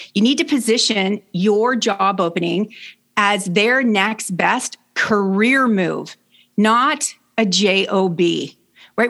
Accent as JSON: {"language": "English", "country": "Canada", "also_born_or_lived": "Brockville, Ontario", "said": "I'm Canadian. I live in Brockville, Ontario"}